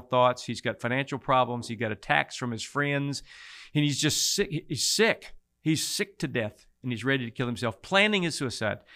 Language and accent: English; Mason, Texas, United States; Born and raised in Mason, Texas, down in the hill country near Fredericksburg.